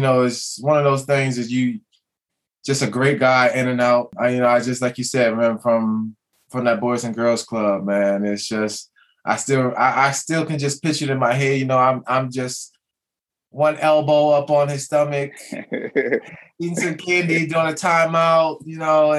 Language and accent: English; Potomac, Maryland, United States; my youth in Potomac, Maryland